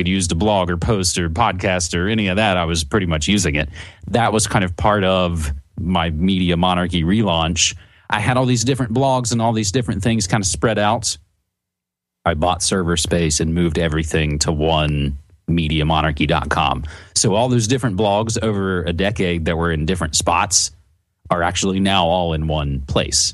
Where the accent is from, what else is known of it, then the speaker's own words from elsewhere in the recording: West Virginia, United States; moved away; back in my home state where I'm originally from, in West Virginia on the East Coast